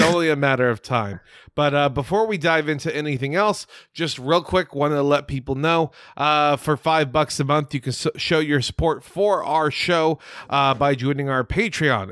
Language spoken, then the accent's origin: English; United States; I'm an ignorant as fuck American.